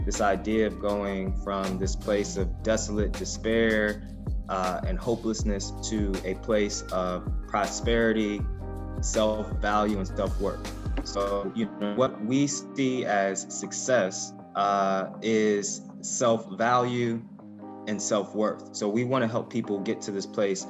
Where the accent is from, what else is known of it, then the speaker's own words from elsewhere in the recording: Ferguson, Missouri, United States; I grew up in Ferguson, Missouri